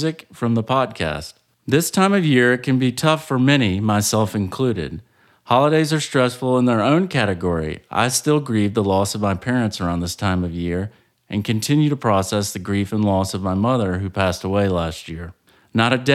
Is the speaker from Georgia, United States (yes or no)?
yes; Savannah, Georgia, United States; my hometown of Savannah, Georgia